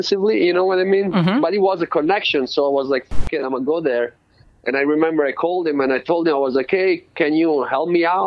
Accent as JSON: {"language": "English", "town": "Florence", "region": "Tuscany", "country": "Italy", "tie": "born or raised there", "also_born_or_lived": "London", "moved": "as an adult", "lives_now": "Oakland, United States", "said": "I was born in Florence, Italy"}